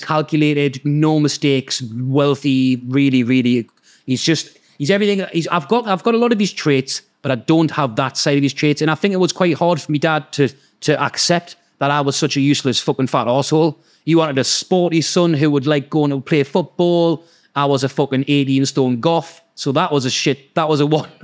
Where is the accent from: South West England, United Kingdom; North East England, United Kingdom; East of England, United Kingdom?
North East England, United Kingdom; Gateshead; also born or lived in Newcastle; I was born in Gateshead, uh, born in Newcastle, um, with my mum and dad, and my mum and dad broke up and me, I moved to Gateshead with my mum.